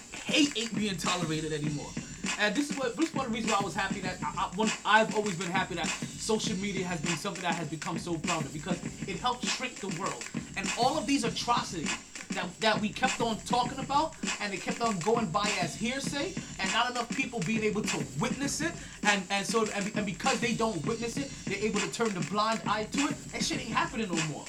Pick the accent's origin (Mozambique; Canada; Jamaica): Jamaica; I am very Jamaican